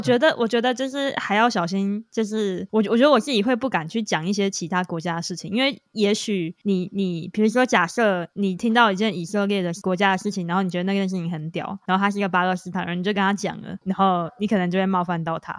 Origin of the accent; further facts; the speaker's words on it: Taiwan; moved away; 因为我们都台湾土生土长嘛